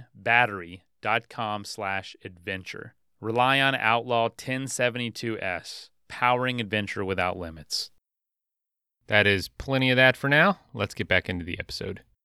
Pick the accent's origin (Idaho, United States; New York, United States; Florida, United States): Florida, United States; moved away; also born or lived in Colorado; grew up here